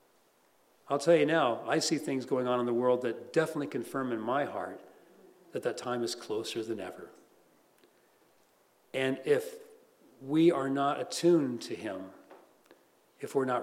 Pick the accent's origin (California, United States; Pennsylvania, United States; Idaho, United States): California, United States; Los Angeles; born or raised there